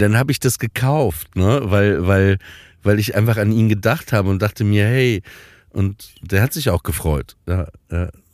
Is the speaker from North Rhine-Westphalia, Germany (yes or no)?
no; Papenburg, Lower Saxony, Germany; moved away; Ich bin nämlich auch in, in Papenburg im Emsland ja aufgewachsen, an der holländischen Grenze.